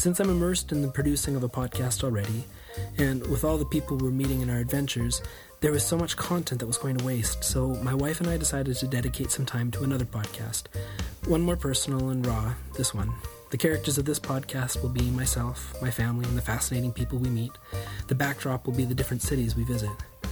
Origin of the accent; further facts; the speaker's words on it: Canada; moved away as an adult; also born or lived in Europe; I'm a Canadian living abroad with my wife and six children